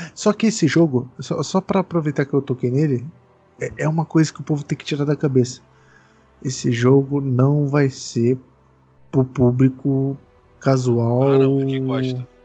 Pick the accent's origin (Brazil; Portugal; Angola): Brazil; Sou brasileiro